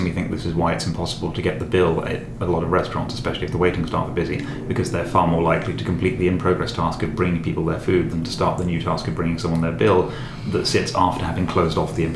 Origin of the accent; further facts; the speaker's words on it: United Kingdom; being British